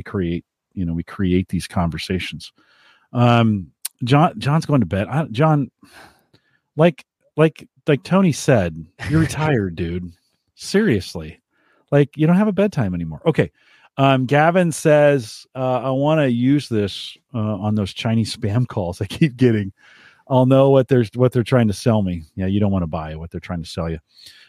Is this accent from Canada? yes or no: no; England, United Kingdom; And so they're speaking Portuguese. I'm English.